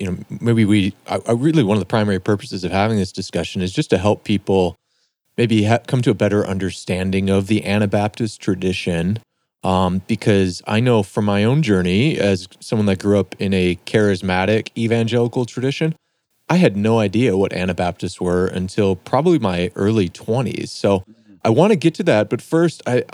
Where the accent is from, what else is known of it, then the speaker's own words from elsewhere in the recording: Detroit, Michigan, United States; now in Minneapolis, United States; I grew up in Detroit, and just on the other side of the river there was Ontario